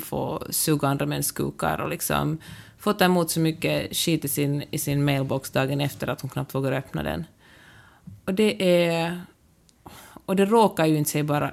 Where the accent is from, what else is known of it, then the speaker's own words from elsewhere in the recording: Finland; first language Swedish; mitt modersmål, som verkligen är ett av de två officiella språken i Finland